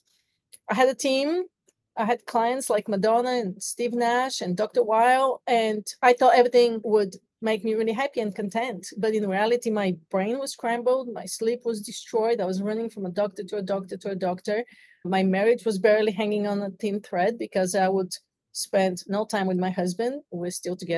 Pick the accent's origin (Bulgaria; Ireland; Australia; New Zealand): Bulgaria; moved away as an adult; now in United States; I'm originally from Bulgaria, so I came to the United States to chase the American dream